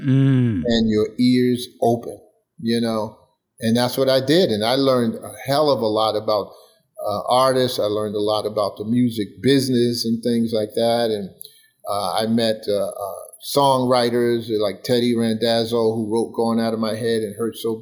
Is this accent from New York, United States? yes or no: yes; New York City, New York, United States; I grew up in Bed-Stuy, Brooklyn